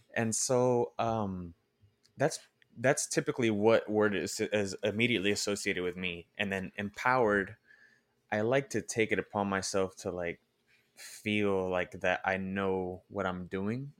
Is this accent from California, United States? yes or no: yes; Oakland, California, United States; I'm originally from Oakland